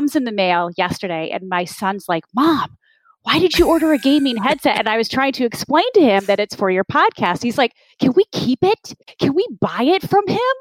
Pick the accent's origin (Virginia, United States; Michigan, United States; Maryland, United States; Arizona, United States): Michigan, United States; Jackson; I grew up in Jackson, Michigan, in the Midwest. I'm a Midwest kid.